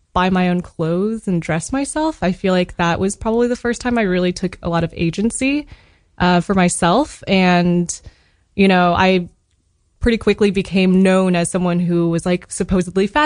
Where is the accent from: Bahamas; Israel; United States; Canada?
United States; Texas; moved away as an adult; also born or lived in Midland, Texas; now in New York, United States; I was born and raised in Texas. New York is the first place I lived outside of Texas.